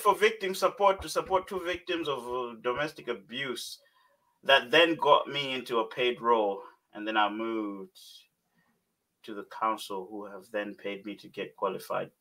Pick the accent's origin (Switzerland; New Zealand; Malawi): Malawi; Growing up in Malawi